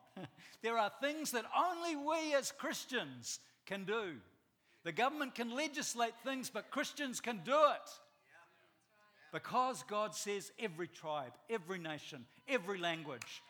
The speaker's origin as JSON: {"language": "English", "country": "New Zealand", "said": "I'm from New Zealand as well"}